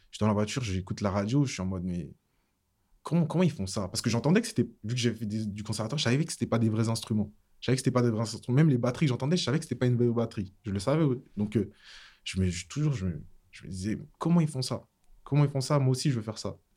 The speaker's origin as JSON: {"language": "French", "town": "Savigny-le-Temple", "region": "Île-de-France", "country": "France", "tie": "born or raised there", "also_born_or_lived": "Guadeloupe", "said": "J'ai grandi à Savigny-le-Temple"}